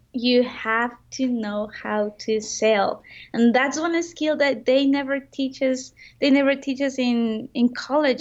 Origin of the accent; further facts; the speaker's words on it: Mexico; I'm from Mexico